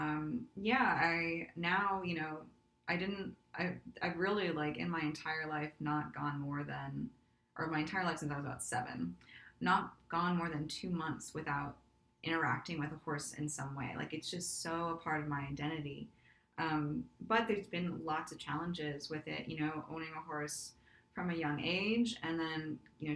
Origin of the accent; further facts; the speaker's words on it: Burbank, California, United States; when we moved to Burbank, California, which is in the Los Angeles County area from the mountains